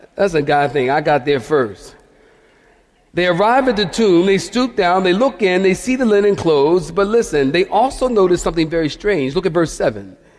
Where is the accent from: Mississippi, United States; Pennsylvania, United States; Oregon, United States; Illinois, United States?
Pennsylvania, United States; Philadelphia; I'm from Philadelphia, many of you know, and we used to put bars on our window